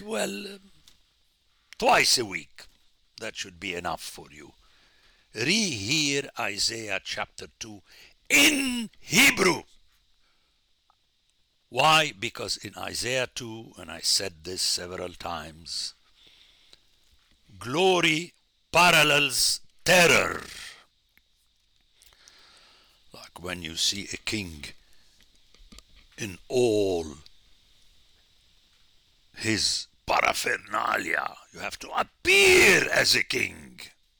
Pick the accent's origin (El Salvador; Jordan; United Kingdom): Jordan; also born or lived in Middle East; And I grew up in the Middle East, and it's still the tradition in Jordan